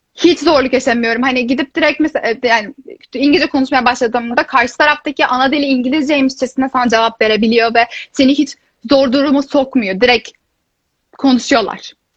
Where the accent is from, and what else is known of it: İzmir, Turkey; moved away as an adult; now in Tilburg, Netherlands